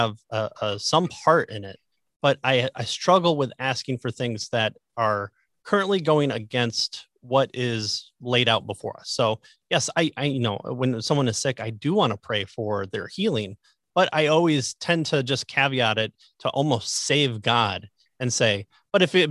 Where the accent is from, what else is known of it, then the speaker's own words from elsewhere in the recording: Midwest, United States; I'm from the Midwest